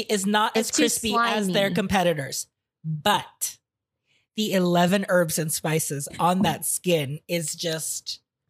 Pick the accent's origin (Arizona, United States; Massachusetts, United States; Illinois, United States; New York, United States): Arizona, United States; Phoenix; growing up in Phoenix